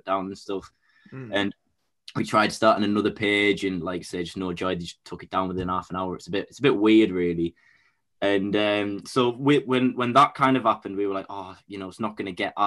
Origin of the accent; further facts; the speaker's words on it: Bishop Auckland, North East England, United Kingdom; I'm from Bishop Auckland, which is just like about half an hour away from County Durham